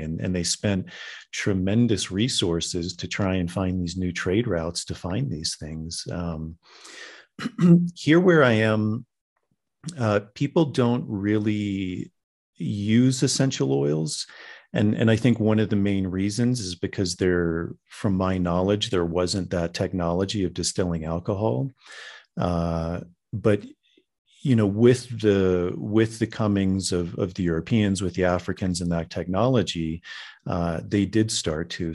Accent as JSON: {"language": "English", "region": "Virginia", "country": "United States", "tie": "born or raised there", "said": "I grew up in Virginia"}